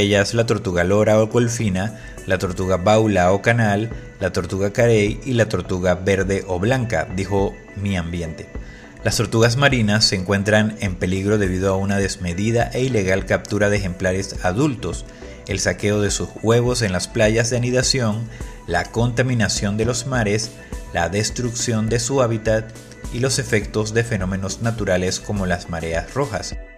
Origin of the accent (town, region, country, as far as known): Panama